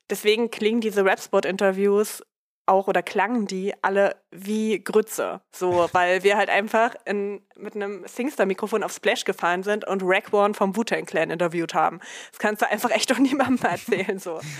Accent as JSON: {"language": "German", "town": "Dessau", "region": "Saxony-Anhalt", "country": "Germany", "tie": "born or raised there", "said": "in meiner Heimatstadt in Dessau"}